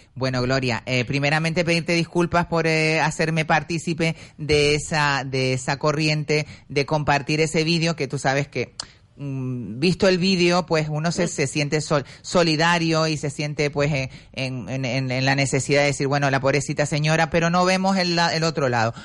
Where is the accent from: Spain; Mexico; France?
Spain; Canary Islands; somos canarios